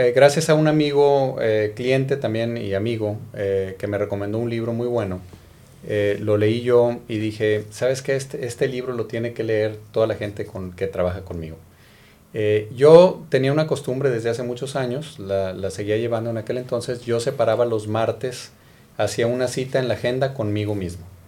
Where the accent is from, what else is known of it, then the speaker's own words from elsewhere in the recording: Monterrey, Nuevo León, Mexico; soy originario de Monterrey